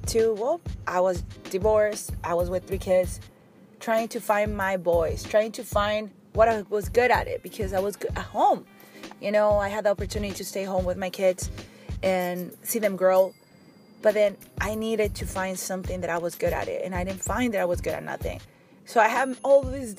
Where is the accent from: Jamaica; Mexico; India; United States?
Mexico; English is a second language; moved away; I grew up in Mexico